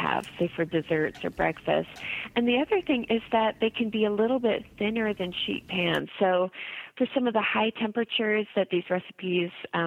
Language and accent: English; Berkeley, California, United States; also born or lived in Indiana; I was born in Berkeley.